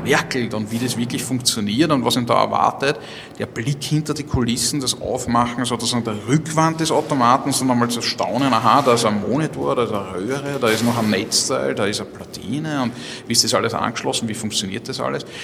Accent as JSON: {"language": "German", "region": "Vienna", "country": "Austria", "said": "ich, bin ja Wiener"}